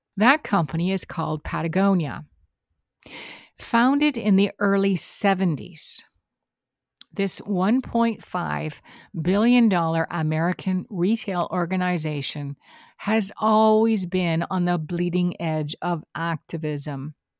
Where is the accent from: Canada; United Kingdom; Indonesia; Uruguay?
Canada; I am Canadian.